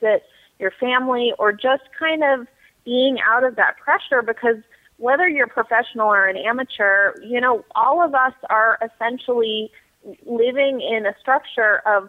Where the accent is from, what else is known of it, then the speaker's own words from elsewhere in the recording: Massachusetts, United States; moved away; I grew up in Massachusetts